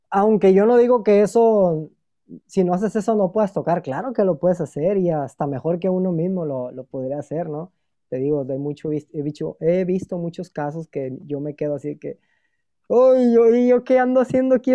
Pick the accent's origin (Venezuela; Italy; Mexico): Mexico; Necesitamos como empresa y yo como mexicano